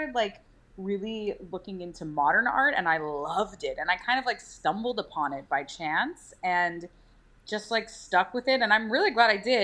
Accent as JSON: {"language": "English", "town": "New York City", "region": "New York", "country": "United States", "tie": "born or raised there", "also_born_or_lived": "Syracuse, New York / Chappaqua, New York", "said": "I was born, well, I mean, technically I was born in Syracuse because my dad was doing a play up at Syracuse Stage, but we lived in Manhattan"}